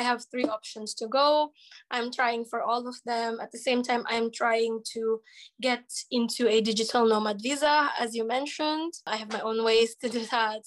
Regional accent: Philippines; moved away as an adult; now in Ukraine; as a Filipino.

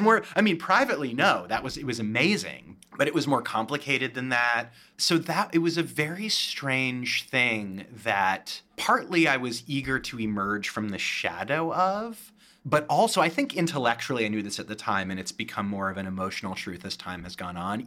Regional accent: Berkeley, California, United States; moved away; I'm from Berkeley, California originally, and, uh, Yellow Jackets is a play set at Berkeley High, which was my high school

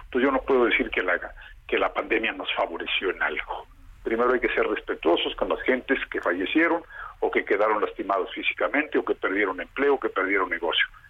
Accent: Mexico; Nosotros somos mexicanos

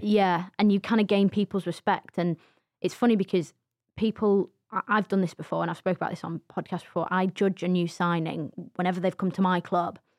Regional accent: England, United Kingdom; we were just, you know, categorized as the English.

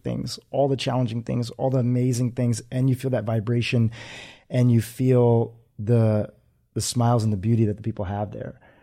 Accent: United States; born or raised there; also born or lived in Kenya

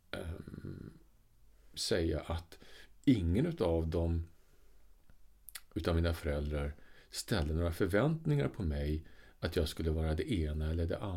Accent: Sweden; alltså det här är Sverige 70-tal liksom. någonstans ja. när jag blev uppfostrad. Alltså jag är född på 60-talet

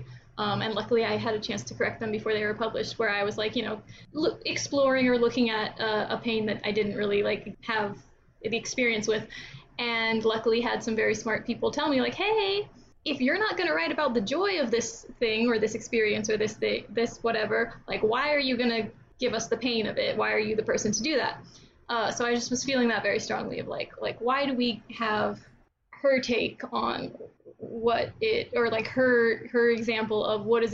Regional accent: Texas, United States; I'm from Texas

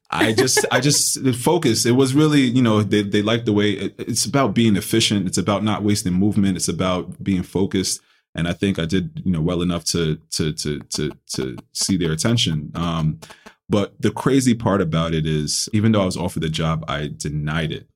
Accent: New York City, New York, United States; also born or lived in Ghana; I grew up in the Bronx, New York

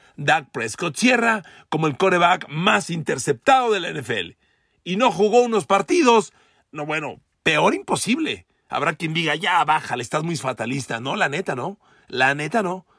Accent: Mexico City, Mexico; also born or lived in Ecatepec, State of Mexico; Cuando yo iba a la secundaria, a la secundaria ciento treinta y cinco, en la colonia Linda Vista, del norte de la Ciudad de México, muy cerca de la salida ya al Estado de México, yo cre-, vivía en Ecatepec

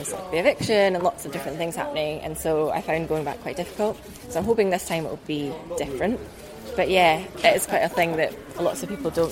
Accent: just outside of Edinburgh, Scotland, United Kingdom; I'm from Edinburgh, just outside of Edinburgh in Scotland

